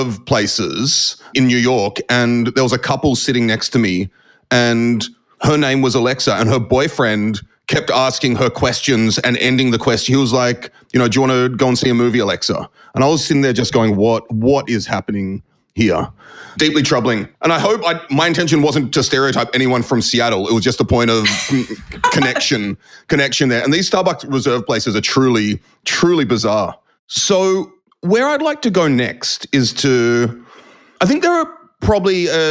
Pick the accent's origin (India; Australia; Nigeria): Australia; accent: urban Australian; also born or lived in United States